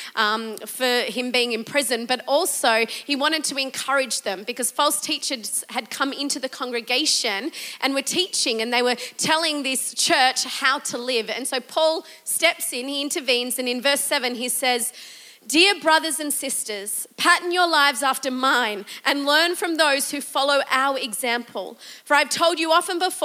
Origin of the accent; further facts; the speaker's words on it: Australia; as an Australian